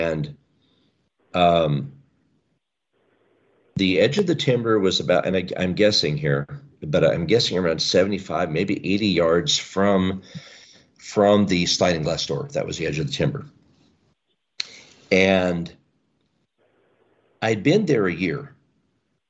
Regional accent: the Northwest, Pacific Northwest, United States; I was raised here in the Northwest

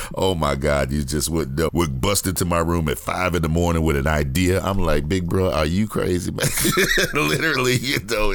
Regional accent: Gary, Indiana, United States; I grew up in Gary, Indiana.

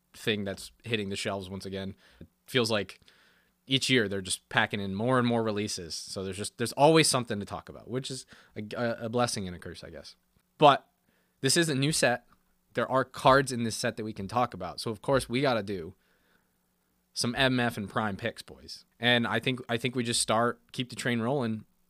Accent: United States

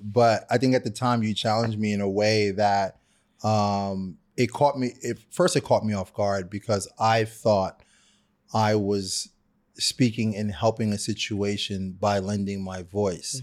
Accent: New York City, New York, United States; I'm a kid from Brooklyn

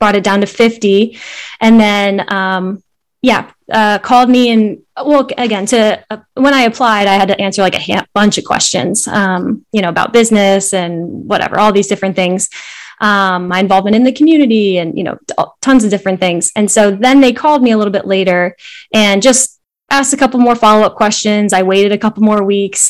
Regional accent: Vienna, Virginia, United States; I grew up in Vienna, Virginia. It's like maybe 30 minutes outside Washington, DC.

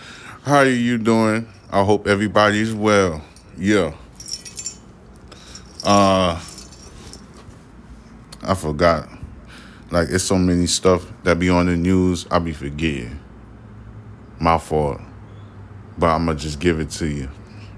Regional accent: New York City, New York, United States; I'm not Spanish. Come on, I'm from Haiti. You know what I'm saying? I was born in Brooklyn, family from Haiti.

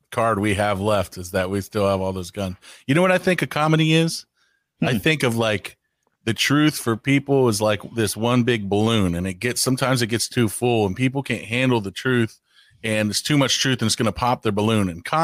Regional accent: United States; I'm glad I'm American because if I was in another language, I'd have a speech impediment.

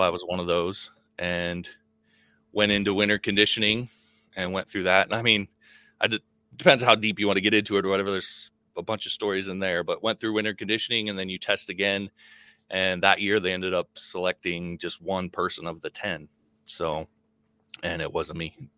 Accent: Nebraska, United States; also born or lived in Wyoming; I wasn't born in Nebraska, but I grew up in Nebraska. Born in Wyoming and moved to Nebraska when I was five

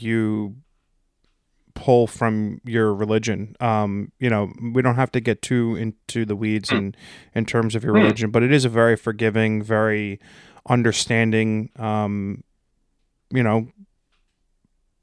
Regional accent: United States; as an American

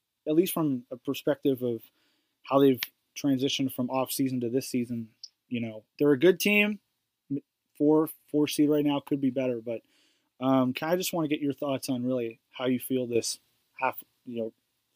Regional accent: Kansas City, United States; I was born in Kansas City

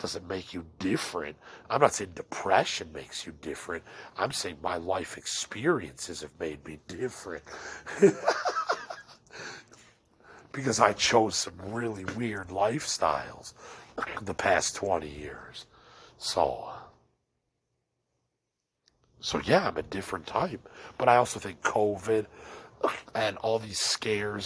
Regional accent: Elmhurst, Illinois, United States; I'm from the Midwest, and I'm from Elmhurst

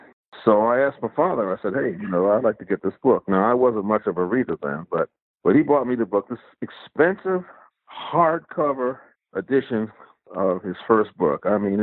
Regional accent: Gary, Indiana, United States; also born or lived in New York City, United States / Chicago, United States; I grew up in the North, born in New York City. You know, that's where my family is. And moved a couple of times, moved to Chicago, moved to Gary, Indiana. That's where I spent most of my childhood there.

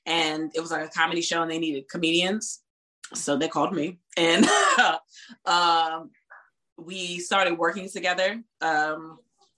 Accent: Virginia Beach, Virginia, United States; also born or lived in Washington, D.C.; I was born in D.C., but I've been in Virginia all my life, in Virginia Beach all my life

